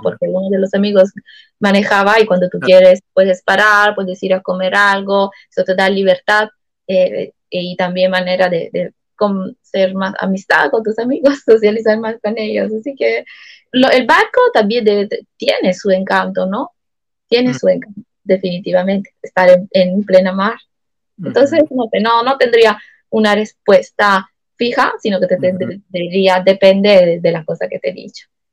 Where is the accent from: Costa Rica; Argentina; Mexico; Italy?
Italy; Acireale, Sicily; Spanish is a second language; moved away as an adult; now in Peru; yo he nacido en Achiriales, una ciudad, como tú dijiste, de Sicilia